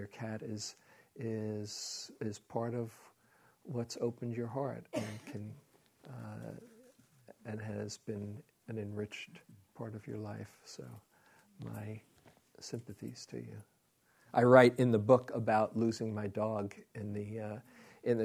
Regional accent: New York City, New York, United States; moved away; I was from Queens

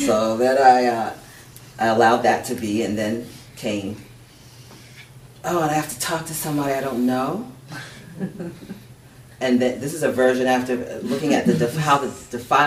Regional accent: United States; growing up in the United States as a black woman who's bicultural

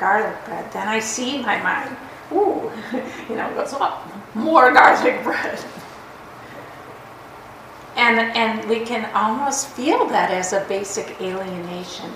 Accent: Minnesota, United States; accent: Minnesota; I say Minnesota and like my accent comes out

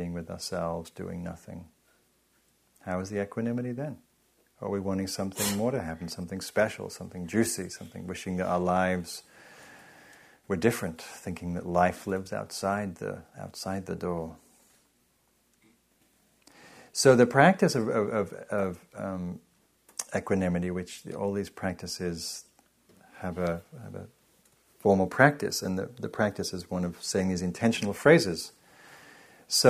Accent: England, United Kingdom; moved away as an adult; now in United States; I'm from England

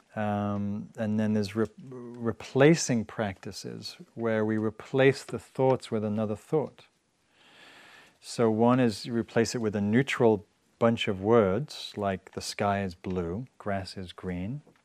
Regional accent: England, United Kingdom; moved away; I'm from England

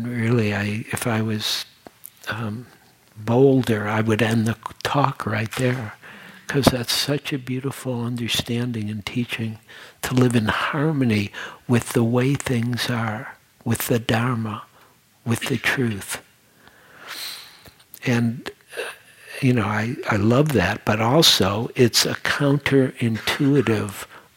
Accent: Detroit, Michigan, United States; moved away as an adult; also born or lived in New York; I was born and raised in Detroit, and I had a whole life there

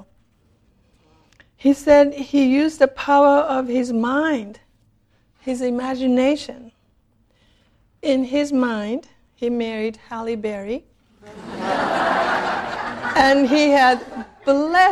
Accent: Japan; moved away; When I was growing up in Japan in the 50s

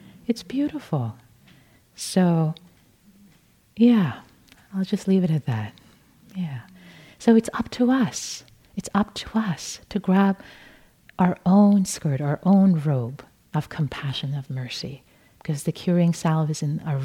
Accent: Tehran, Tehran Province, Iran; moved away; since I'm Persian and I can speak Farsi and read Farsi, I was born in Tehran, Iran.

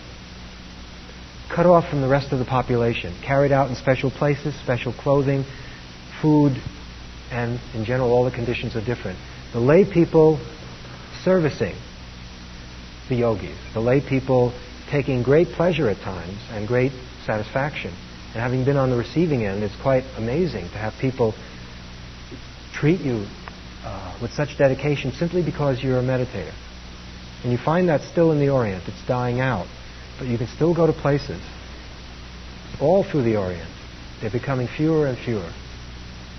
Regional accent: New York City, New York, United States; I grew up in Brooklyn, New York.

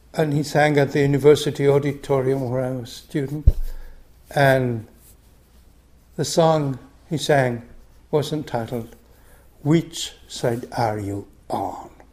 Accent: Argentina; moved away; I grew up in Argentina under a military dictatorship

